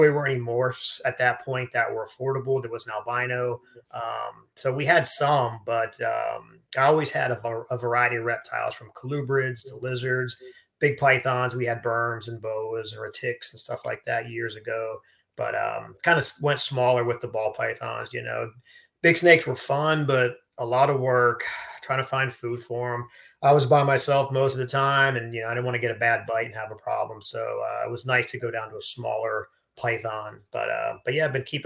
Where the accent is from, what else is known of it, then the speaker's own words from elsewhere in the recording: Florida, United States; I grew up in Florida my whole life, and down in South Florida